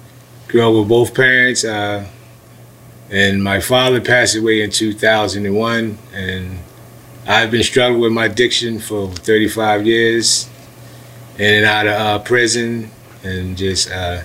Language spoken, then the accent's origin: English; Chester, Pennsylvania, United States; I was born September 26, 1969. I'm originally from Chester, PA.